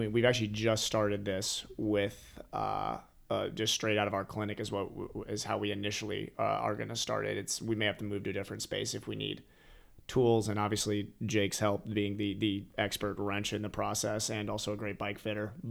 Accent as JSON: {"language": "English", "region": "Ohio", "country": "United States", "also_born_or_lived": "Colorado", "said": "And you know, I came from Ohio where that was what I was known as in, in, in that area, and basically jumped to Colorado for a second and then came out here."}